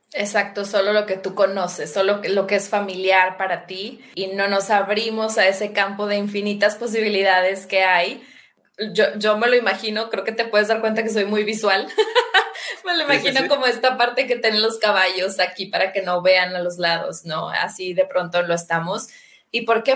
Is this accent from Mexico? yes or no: yes; Mexico; los dos somos mexicanos